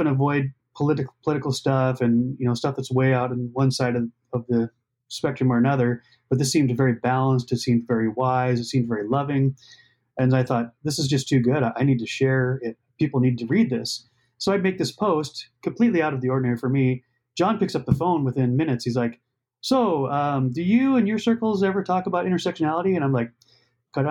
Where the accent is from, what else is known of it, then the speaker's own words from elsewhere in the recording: Montana, United States; moved away as an adult; also born or lived in Minneapolis; I grew up in Montana.